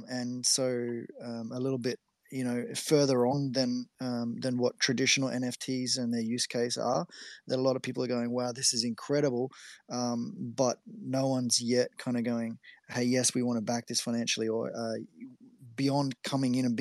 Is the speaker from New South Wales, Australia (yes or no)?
no; Queensland, Australia; I'm from Queensland, Australia.